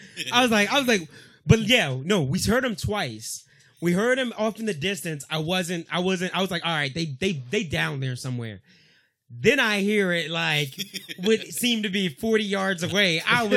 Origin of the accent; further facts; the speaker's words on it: United States; I'm an American. I'm a patriot.